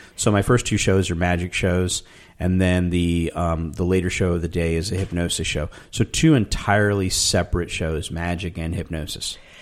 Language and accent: English; Tucson, Arizona, United States; I grew up in Tucson, Arizona